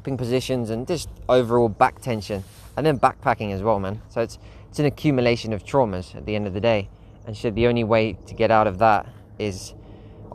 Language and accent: English; Spain; my local doctor in Spain, in my hometown